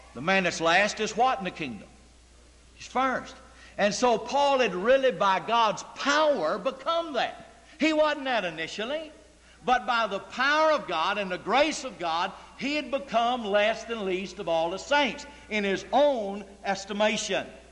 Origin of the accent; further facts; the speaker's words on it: United States; I'm an American. I'm free, and I'm 21